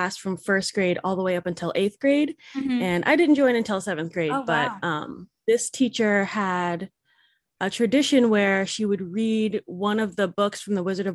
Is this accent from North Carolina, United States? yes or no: no; Berkeley, California, United States; now in Napa, United States; I was born in Berkeley, California